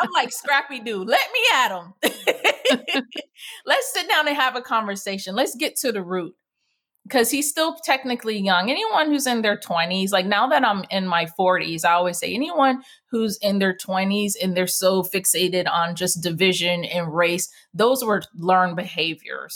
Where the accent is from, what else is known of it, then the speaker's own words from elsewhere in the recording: Jamaica; me being West Indian, in Jamaica, our motto is "Out of many, one people."